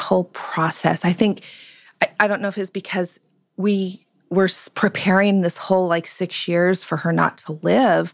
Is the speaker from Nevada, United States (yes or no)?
yes; Las Vegas, Nevada, United States; I'm from Las Vegas, and my mother was she had six children